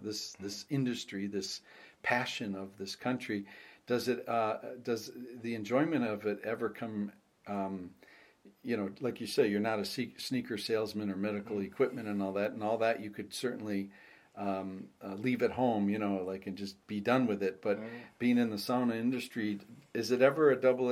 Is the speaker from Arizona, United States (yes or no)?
no; Minneapolis, Minnesota, United States; Minneapolis, Minnesota.